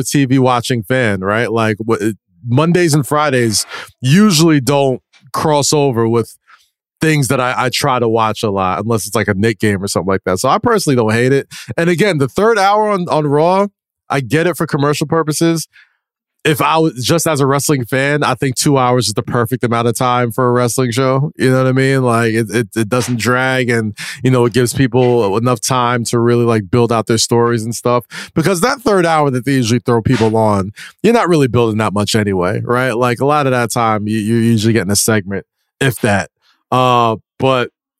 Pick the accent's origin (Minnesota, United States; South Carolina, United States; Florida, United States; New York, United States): New York, United States; being a New Yorker